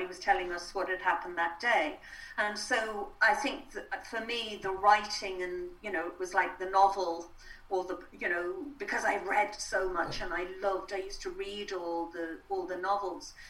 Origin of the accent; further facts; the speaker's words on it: Ireland; being Irish